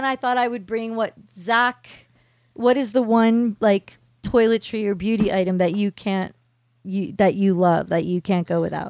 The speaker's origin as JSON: {"language": "English", "region": "New Jersey", "country": "United States", "tie": "born or raised there", "said": "we grew up in New Jersey, so we didn't know anyone that was vegetarian or vegan."}